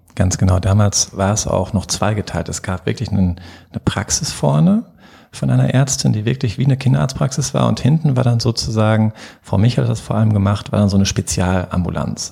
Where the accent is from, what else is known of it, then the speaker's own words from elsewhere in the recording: Herdecke, North Rhine-Westphalia, Germany; also born or lived in Marburg / Cologne; ich bin auch hier in Herdecke geboren